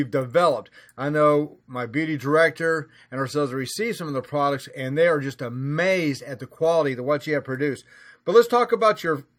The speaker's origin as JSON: {"language": "English", "region": "Southern US", "country": "United States", "accent": "Southern", "said": "I've got the Southern accent"}